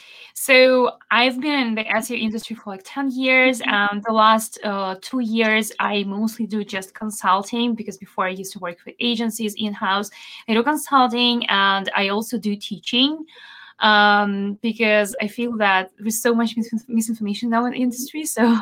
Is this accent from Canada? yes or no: no; Belarus; first language Belarusian; English is a second language; my accent is kind of non-existent because it's not over a particular country. I've learned a lot about phonetics and all the stuff, but my language, regional language, is Belarusian and Russian.